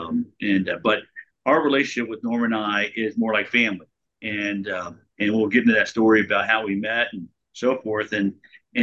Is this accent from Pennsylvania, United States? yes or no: no; Texas, United States; I grew up in Texas.